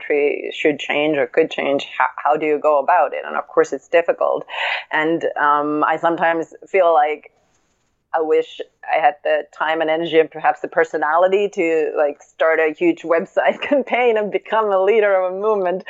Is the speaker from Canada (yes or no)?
no; Finland; moved away as an adult; now in New York City, United States